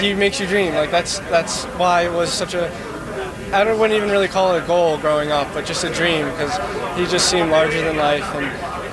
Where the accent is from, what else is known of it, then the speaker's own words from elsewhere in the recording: Watchung, New Jersey, United States; I'm from Watchung.